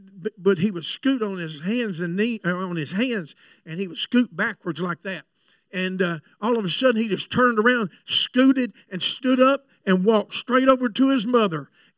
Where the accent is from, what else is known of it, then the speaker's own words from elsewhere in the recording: Florida, United States; I know I come from Florida, but I never was in trouble.